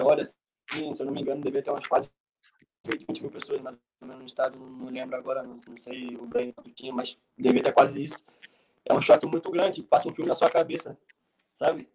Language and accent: Portuguese; Mesquita, Rio de Janeiro, Brazil; moved away as an adult; also born or lived in Portugal / Ukraine; now in Latvia; eu sou do Rio de Janeiro, mais precisamente da Baixada, Mesquita.